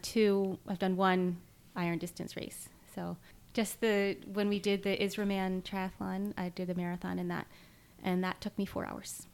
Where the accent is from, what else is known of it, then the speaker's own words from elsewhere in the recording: Maryland, United States; We grew up in Maryland